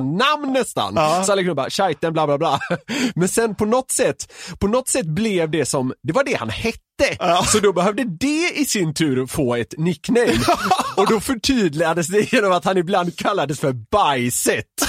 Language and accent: Swedish; Gothenburg, Västra Götaland, Sweden; jag som är göteborgare